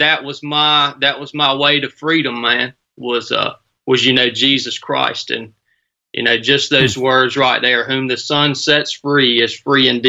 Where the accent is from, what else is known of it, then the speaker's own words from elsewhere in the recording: Northwest Georgia, United States; now in Suffolk, Virginia, United States; born and raised in Northwest Georgia